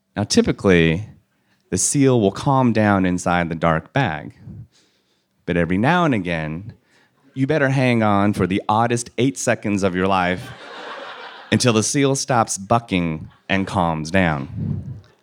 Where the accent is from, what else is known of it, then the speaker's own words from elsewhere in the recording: California, United States; I grew up in California in an Asian American household